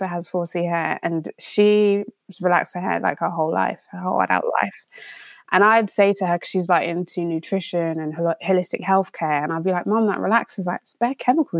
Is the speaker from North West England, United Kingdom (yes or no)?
no; London, United Kingdom; growing up in London